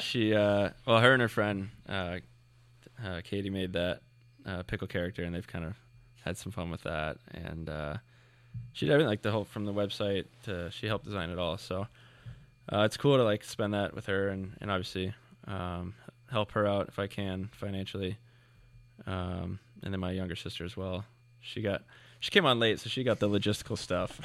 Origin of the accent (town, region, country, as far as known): Plano, Texas, United States; born or raised there; moved away